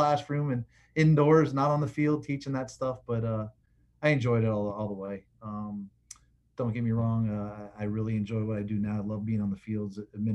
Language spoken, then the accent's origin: English; Florida, United States; also born or lived in Fort Collins, Colorado / Aurora, Illinois; I went to school there till third grade, moved to Florida my fourth grade year